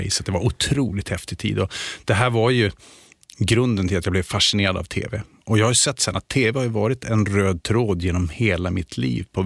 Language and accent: Swedish; Luleå, Norrbotten County, Sweden; accent: Luleå dialect; moved away as an adult; now in Stockholm, Sweden; Då hörs det mer att jag kommer från Luleå. Men annars så har jag slipat bort eller tappat lite grann den dialekten.